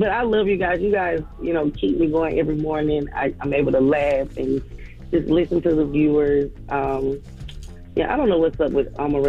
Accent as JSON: {"language": "English", "town": "Atlanta", "region": "Georgia", "country": "United States", "tie": "born or raised there", "lives_now": "Forest Park, United States", "said": "Well, I grew up in East Atlanta, and now I live in Forest Park."}